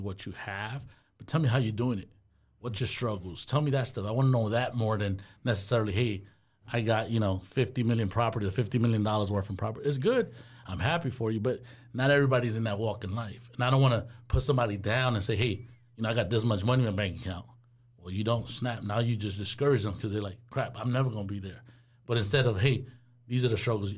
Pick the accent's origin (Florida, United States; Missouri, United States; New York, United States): New York, United States; New York City; accent: New York; also born or lived in Goshen, Indiana; now in Fort Wayne, United States; growing up in New York City, it's, you keep to yourself, you mind your business